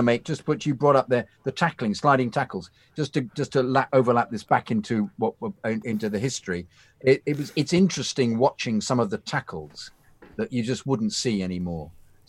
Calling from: Canada; Nova Scotia, New Scotland. Greetings and salutations from Canada.

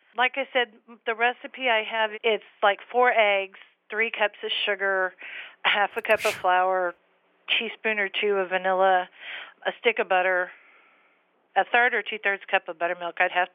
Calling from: San Antonio, Texas, United States; San Antonio, Texas area.

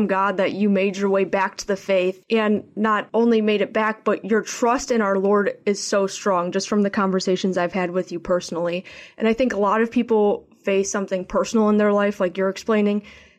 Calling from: Chicago, Illinois, United States; I'm a 20-year-old Catholic student and I am tuning in from Chicago, Illinois, where I attend Loyola University.

